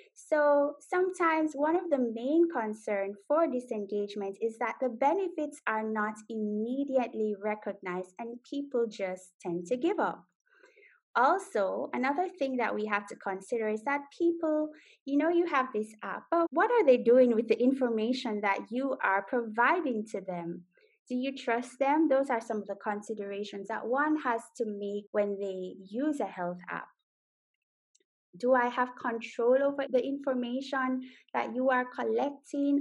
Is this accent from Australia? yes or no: no; Jamaica; now in Netherlands; I am Jamaican, so wagwan. I live in the Netherlands